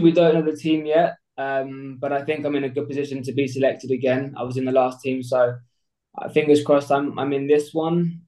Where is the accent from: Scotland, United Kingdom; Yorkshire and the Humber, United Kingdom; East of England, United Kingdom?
East of England, United Kingdom; Essex; I'm 24 years old from Essex.